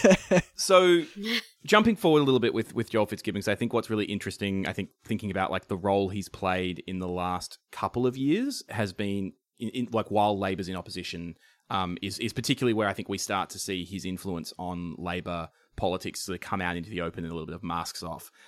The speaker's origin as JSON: {"language": "English", "town": "Shepparton", "region": "Victoria", "country": "Australia", "tie": "born or raised there", "said": "I grew up in in Shepparton, which is just in northern Victoria"}